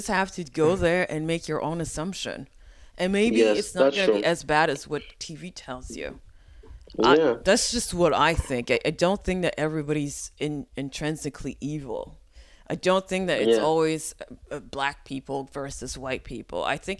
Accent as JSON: {"language": "English", "region": "Quebec", "country": "Canada", "tie": "born there", "said": "because, you know, I'm Haitian, I was born in Quebec."}